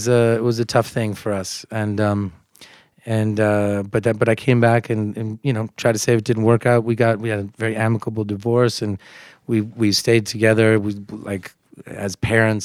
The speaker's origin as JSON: {"language": "English", "country": "United States", "first_language": "English", "moved": "yes", "said": "I'm American. Like, I'm from the U.S."}